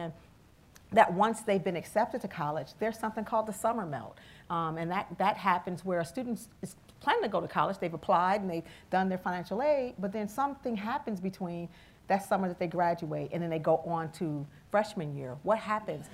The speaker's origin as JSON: {"language": "English", "town": "Cleveland", "region": "Ohio", "country": "United States", "also_born_or_lived": "Bowling Green, Ohio", "said": "I'm originally from Cleveland as well, and I remember when I left here from the inner city"}